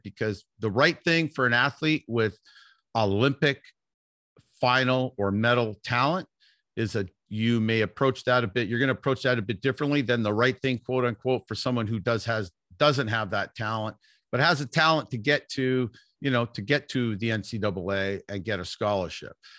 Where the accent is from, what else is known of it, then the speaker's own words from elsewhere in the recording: Vancouver, British Columbia, Canada; also born or lived in Toronto; I grew up in Vancouver, British Columbia